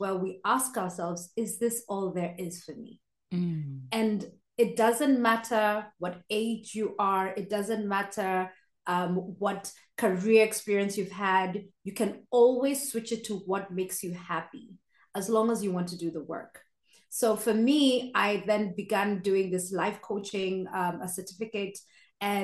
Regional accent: Kenya; moved away as an adult; now in Austria; I'm Kenyan, born and raised, but I moved to Austria

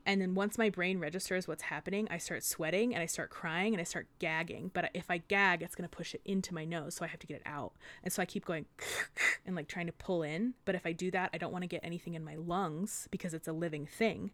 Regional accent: United States; I grew up in the Sierras

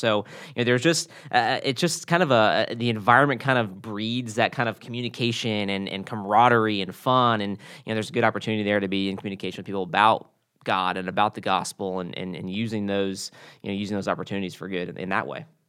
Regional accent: the South, United States; moved away as an adult; now in California, United States; growing up in the South and working at a, a major, you know, college football program

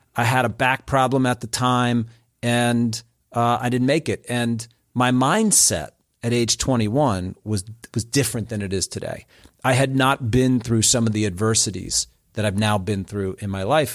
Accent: New Jersey, United States; also born or lived in Springfield, Ohio; now in Atlanta, United States; I grew up in Central Jersey, which is kind of like its own deal.

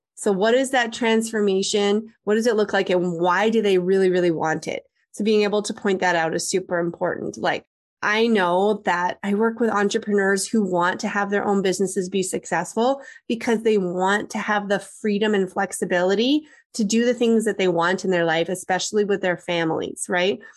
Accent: Canada; I'm Canadian

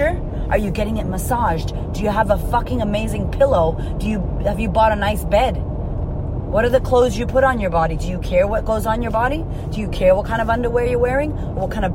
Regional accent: United States; also born or lived in Puerto Rico; I am Puerto Rican, that I am from America

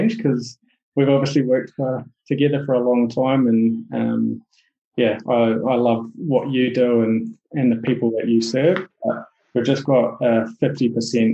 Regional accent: New Zealand; accent: Kiwi; my Kiwi accent

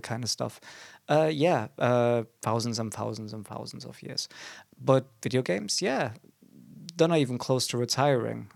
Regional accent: Germany; now in England, United Kingdom; we are both foreigners to this beautiful country, though. I am from Germany.

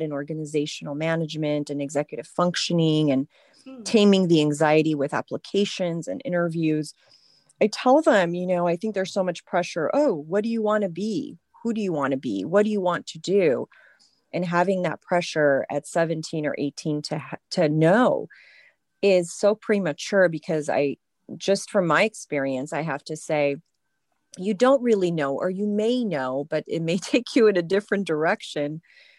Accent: France; also born or lived in United Kingdom; In France, yes. I was born in the UK, and my parents were, in import export.

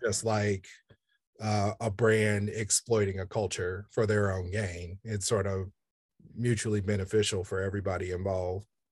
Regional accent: Kansas City, Kansas, United States; I grew up in Kansas City, Kansas

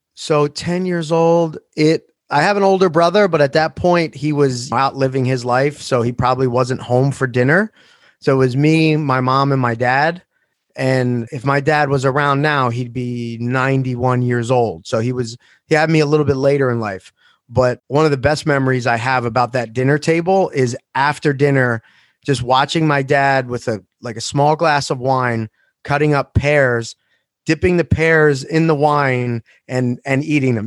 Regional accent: Philadelphia, Pennsylvania, United States; also born or lived in Maple Shade, New Jersey; Seventeenth and Morris in South Philadelphia

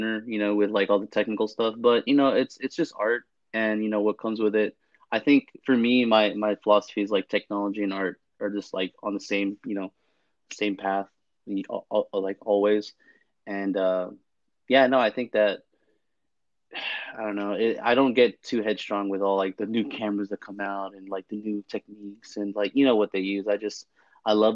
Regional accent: San Francisco, California, United States; moved away as an adult; also born or lived in Fort Hood, Texas; born and raised in California, mostly San Francisco, back and forth, East Bay and the South Bay

